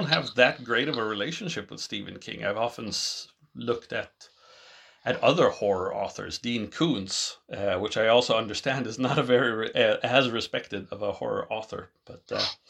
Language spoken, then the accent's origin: English; Sweden; first language English; I grew up in Europe, in Sweden, where I now currently reside